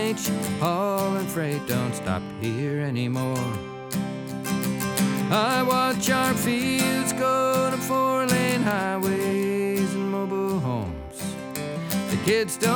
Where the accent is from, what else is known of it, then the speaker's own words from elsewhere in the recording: upstate New York, United States; moved away; growing up, everybody milked cows. It was a little farm community in upstate New